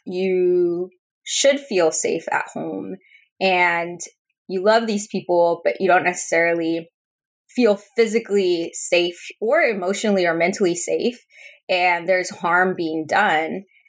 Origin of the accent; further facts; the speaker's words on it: Spring, Texas, United States; first language Spanish; English is a second language; grew up in Texas we were one of the first immigrant families to move into this neighborhood in Spring, Texas.